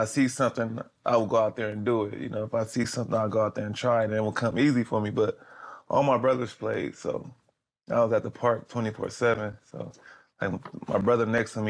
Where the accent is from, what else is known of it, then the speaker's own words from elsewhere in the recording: Los Angeles, California, United States; born and raised in West